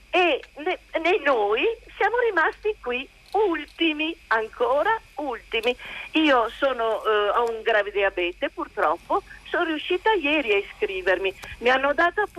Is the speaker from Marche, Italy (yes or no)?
no; Veneto, Italy; sono veneta